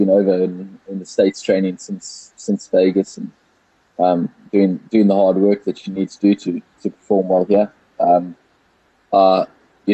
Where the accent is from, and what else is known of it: South Africa; born or raised there